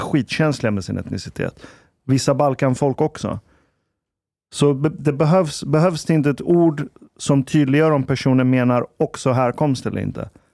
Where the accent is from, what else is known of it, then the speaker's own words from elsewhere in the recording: Iran; now in Sweden; Vi är 60 procent hemma i Iran